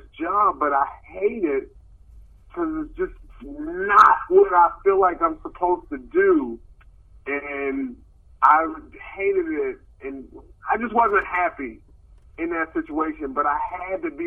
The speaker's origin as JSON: {"language": "English", "town": "Baltimore", "region": "Maryland", "country": "United States", "also_born_or_lived": "Sacramento, California", "moved": "yes", "said": "I'm from Baltimore, Maryland, but Sacramento is like my comedy home"}